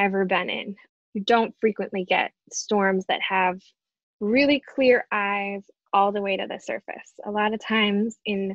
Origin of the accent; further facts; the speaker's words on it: outside Detroit, Michigan, United States; moved away; I grew up in Michigan, so I didn't even really know anything about hurricanes growing up outside Detroit